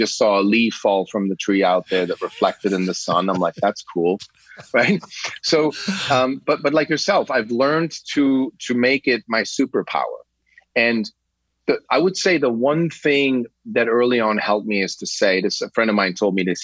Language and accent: English; Switzerland; I grew up in Switzerland.